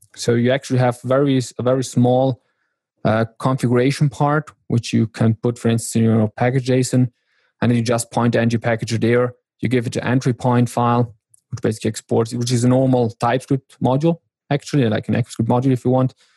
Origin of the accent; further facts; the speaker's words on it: South Tyrol, Trentino-Alto Adige, Italy; I'm from South Tyrol, which is a very small region here in Italy, the very north